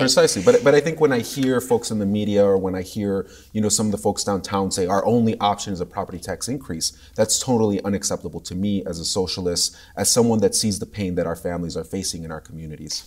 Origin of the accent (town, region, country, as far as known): Chicago, Illinois, United States